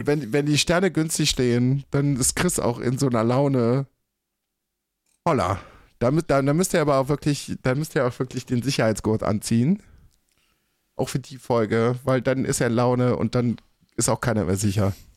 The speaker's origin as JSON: {"language": "German", "region": "North Rhine-Westphalia", "country": "Germany", "tie": "born or raised there", "also_born_or_lived": "Berlin", "moved": "as an adult", "said": "Ich bin 30 Jahre in NRW äh, aufgewachsen."}